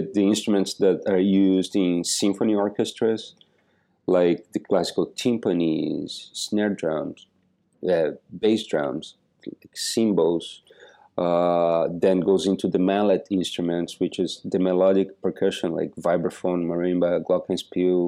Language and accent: English; Joaçaba, Santa Catarina, Brazil; now in United States; I was born in this little city in the south of Brazil called Joaçaba